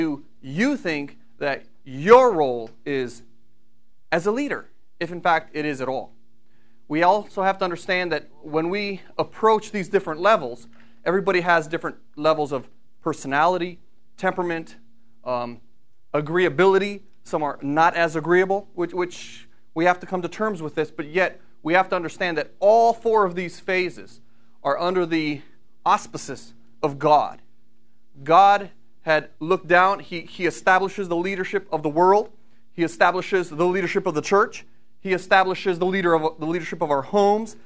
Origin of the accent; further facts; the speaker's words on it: Brunswick Hills, Ohio, United States; I come from Brunswick Hills, Ohio